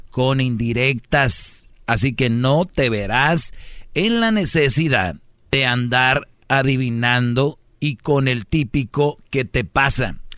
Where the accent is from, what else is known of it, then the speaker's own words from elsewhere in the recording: Monterrey, Nuevo León, Mexico; Soy de Monterrey, de ahí es la Huarcán.